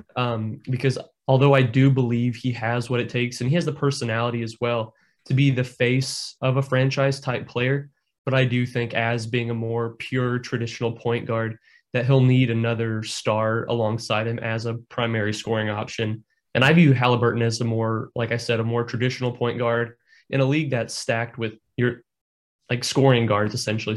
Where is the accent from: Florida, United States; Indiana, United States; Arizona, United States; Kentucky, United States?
Indiana, United States; I'm born and raised in Indiana